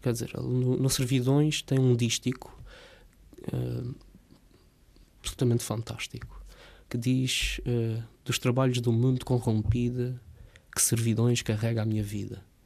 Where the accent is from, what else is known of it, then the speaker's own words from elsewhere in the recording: Rabo de Peixe, Azores, Portugal; Eu cresci numa quinta, eh, em Rapto de Peixe, com o meu pai